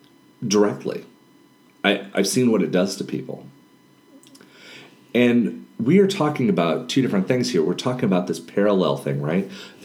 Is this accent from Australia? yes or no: no; Panama; born there; when I was a child, I was born in Panama, and my mom actually served at a leper colony.